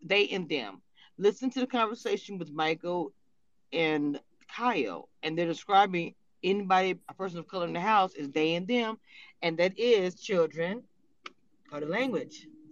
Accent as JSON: {"language": "English", "region": "Louisiana", "country": "United States", "said": "I'm from Louisiana, we're Creole"}